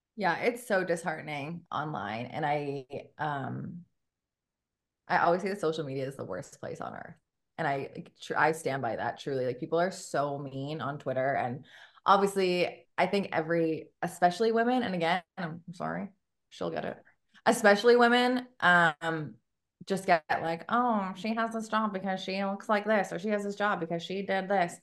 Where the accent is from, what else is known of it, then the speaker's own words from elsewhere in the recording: Canada; moved away as an adult; now in Memphis, United States; I'm Canadian